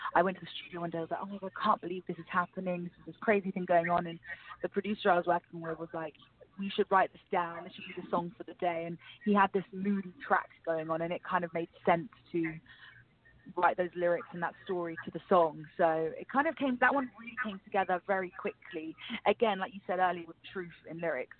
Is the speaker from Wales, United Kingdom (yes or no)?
no; London, United Kingdom; I'm born and raised in England, in London